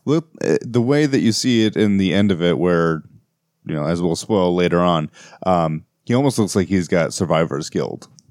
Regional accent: United States; as an American myself

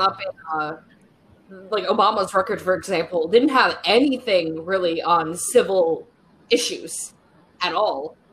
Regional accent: Michigan, United States; I'm from Michigan

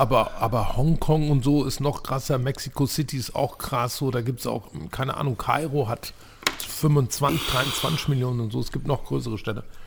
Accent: Turkey; Ich bin selber Türke.

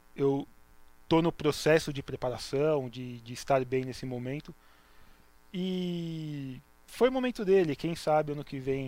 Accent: Santos, São Paulo, Brazil; eu cresci é, dentro da comunidade judaica, mas eu perdi essa identidade conforme eu fui crescendo, porque Santos não tem uma comunidade judaica

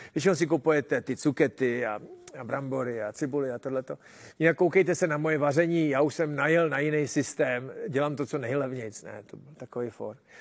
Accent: Czechia

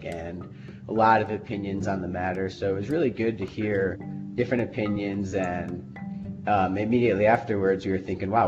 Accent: Chicago, Illinois, United States; moved away as an adult; also born or lived in Idaho; growing up in Chicago area

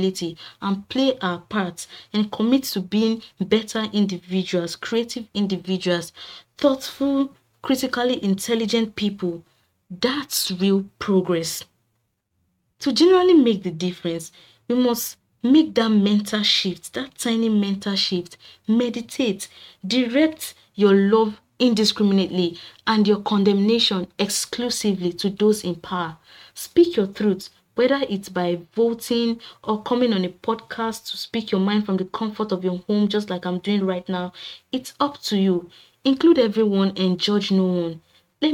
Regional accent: Nigeria; being a Nigerian, living in Nigeria

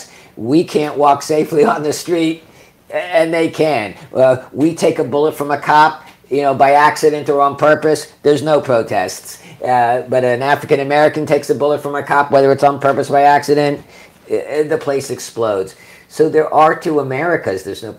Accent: Vietnam; I mean, I grew up in Vietnam.

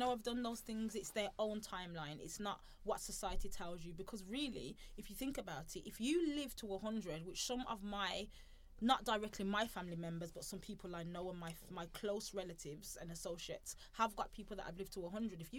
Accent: Birmingham, West Midlands, United Kingdom; we're from Birmingham. We're two Afro-Caribbean ladies

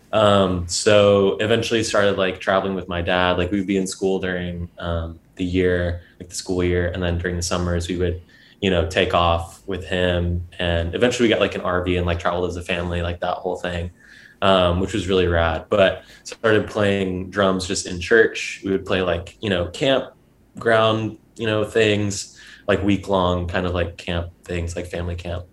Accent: Georgia, United States; moved away as an adult; also born or lived in Atlanta; now in New York, United States; I grew up in in Georgia. That's where I was like raised. So I'm a southern southern boy

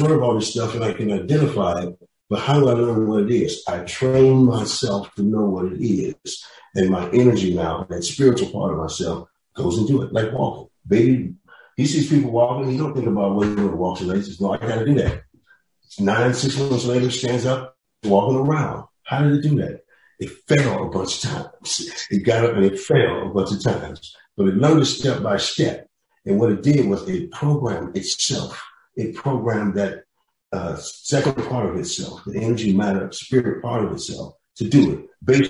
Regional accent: Kansas City, Missouri, United States; Then I grew up in Kansas City, Charlie Parker country, so to speak

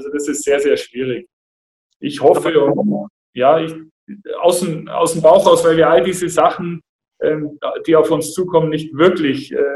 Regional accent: Augsburg, Bavaria, Germany; hier in Augsburg groß geworden und dann bin ich äh, 99 weg nach Kassel für ein Jahr

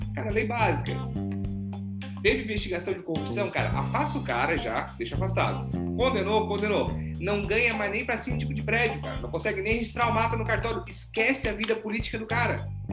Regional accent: Brazil; A gente é brasileiro

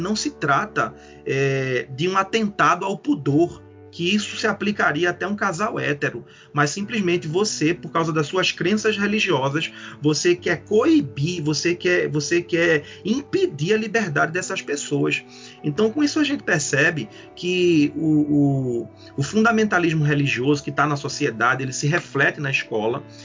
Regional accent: Recife, Pernambuco, Brazil; Eu sou de Recife, e que fica em Pernambuco

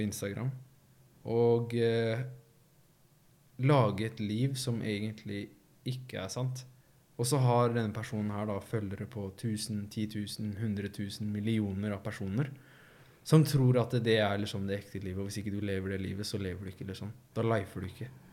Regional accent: Risør, Agder, Norway; jeg kjente jo alle sammen i Risør

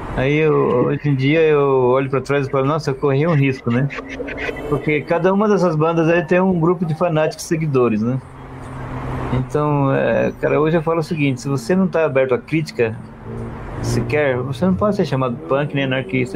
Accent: Northeast Region, Brazil; moved away; eu sou, eu sou nordestino, né? Eu sou imigrante

